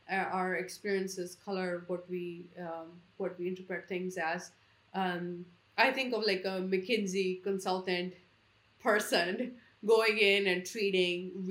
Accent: India; I'm born and raised in India.

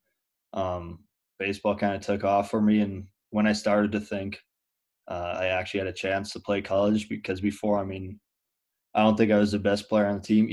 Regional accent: Muenster, Saskatchewan, Canada; It's Munster, and the province I'm from is Saskatchewan

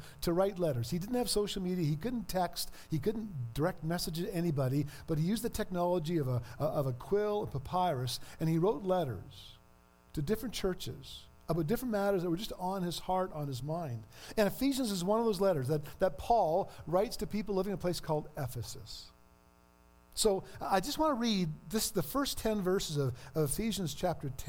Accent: Ontario, Canada; moved away; I'm from Ontario.

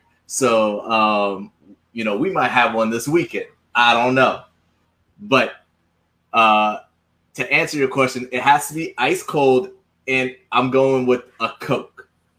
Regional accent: the South, United States; But no, I'm from the South, right?

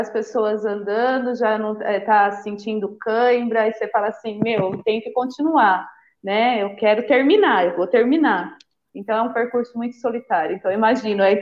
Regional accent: São Paulo, Brazil; born there; Eu sou, eu nasci em São Paulo, né?

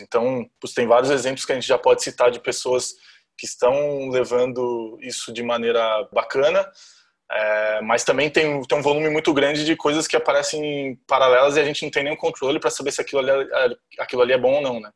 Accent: Jundiaí, São Paulo, Brazil; accent: R puxado do interior de São Paulo; moved away; also born or lived in Florianópolis; nasci em Jundiaí, interior de São Paulo. Então vocês vão ver muito R aí puxado aqui.

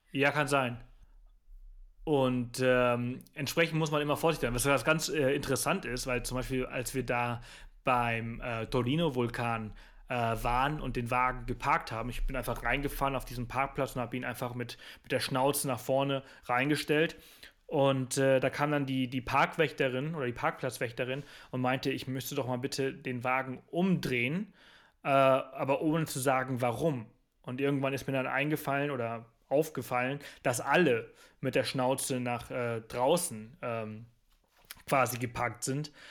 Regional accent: Mallorca, Balearic Islands, Spain; Ich bin ich bin Spanier, ich komme aus Mallorca

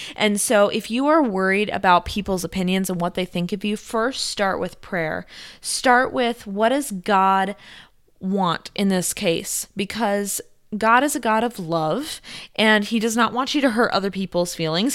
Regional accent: South Korea; moved away as an adult; also born or lived in Italy; I grew up in South Korea

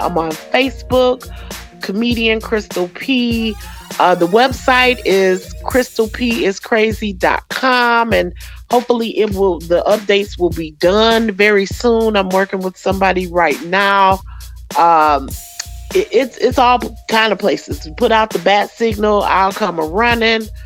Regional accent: Royal Oak Township, Michigan, United States; I grew up in Oak Township, which is a little small city uh, nestled between Ferndale and Oak Park, right across the border, eight mile border from Detroit.

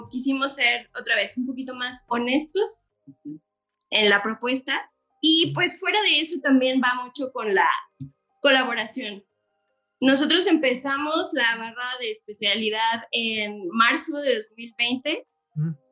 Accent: Querétaro, Mexico; Yo sí soy nacida aquí en Querétaro, pero de papás foráneos

